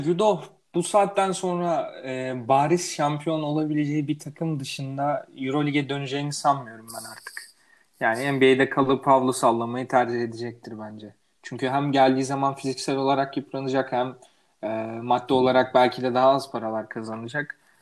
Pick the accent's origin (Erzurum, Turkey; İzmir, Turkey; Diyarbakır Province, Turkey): Erzurum, Turkey; ben de Erzurumluyum